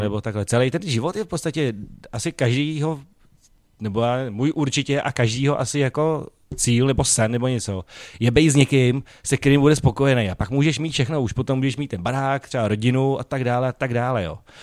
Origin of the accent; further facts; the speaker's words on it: Prague, Czechia; já jsem vyrůstal tam jako na Barandově na ulici a my jsme prostě takhle mluvili